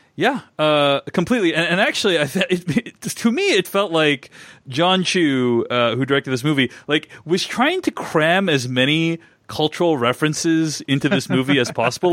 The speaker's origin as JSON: {"language": "English", "country": "United States", "said": "as an Asian American"}